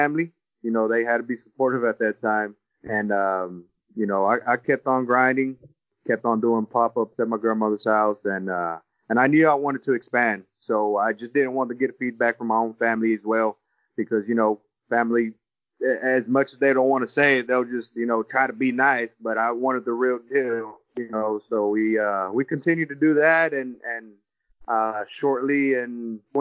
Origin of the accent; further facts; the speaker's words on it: Houston, Texas, United States; we are both from Houston